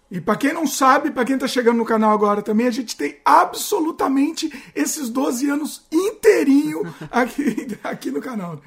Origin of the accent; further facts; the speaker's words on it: Brazil; now in British Columbia, Canada; somos brasileiros